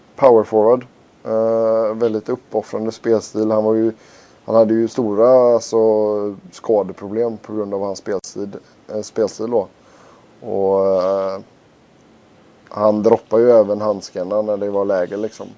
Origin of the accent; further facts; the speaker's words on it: Sweden; vi var från Sverige